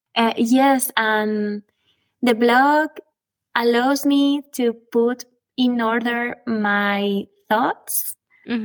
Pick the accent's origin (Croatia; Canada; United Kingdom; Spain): Spain; Guadalajara, Castilla-La Mancha; I was born in Guadalajara, Spain, and raised in a little village in the middle of a natural reserve.